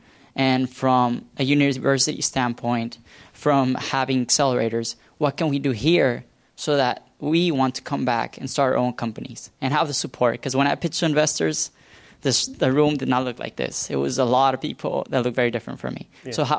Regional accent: San Diego, California, United States; also born or lived in Tijuana, Mexico; I'm a software and platform senior research analyst at Accenture. I was born and raised in San Diego, Tijuana. I used to cross the border every morning and go to school.

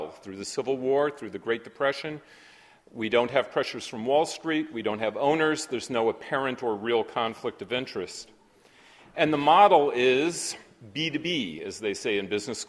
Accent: Berkeley, California, United States; now in Manhattan, United States; I'm from Berkeley

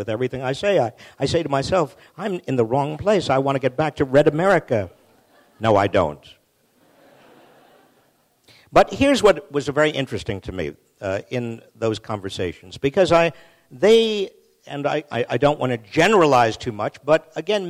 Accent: Massachusetts, United States; I'm from Massachusetts. We're all under 5 feet tall

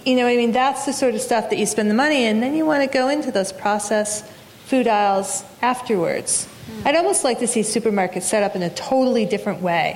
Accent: Massachusetts, United States; Massachusetts, my home state

